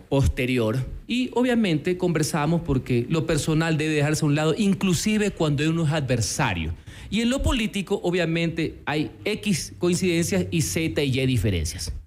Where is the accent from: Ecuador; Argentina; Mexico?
Ecuador; como ecuatoriano